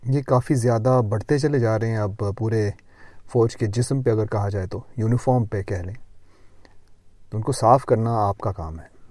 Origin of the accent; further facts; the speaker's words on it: Lahore, Punjab, Pakistan; moved away; also born or lived in Gujrat; جب میں پاکستان میں تھا میں لاہور میں پیدا ہوا تھا کچھ عرصہ لاہور میں رہا کچھ عرصہ گجرات میں رہا